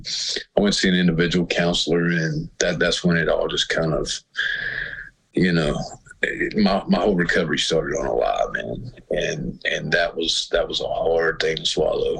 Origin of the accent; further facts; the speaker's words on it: Floyd County, Virginia, United States; also born or lived in Roanoke, Virginia; I was born in Roanoke and raised in Floyd County